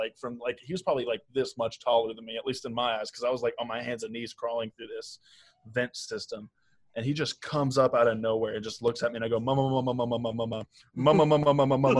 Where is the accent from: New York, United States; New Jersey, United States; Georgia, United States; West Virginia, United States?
West Virginia, United States; I'm a redneck from West Virginia